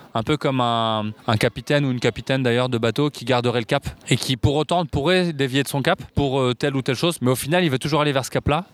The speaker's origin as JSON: {"language": "French", "town": "Paris", "region": "Île-de-France", "country": "France", "tie": "born or raised there", "said": "J'ai grandi à Paris, je suis né à Paris dans le 19e et j'habite toujours Paris."}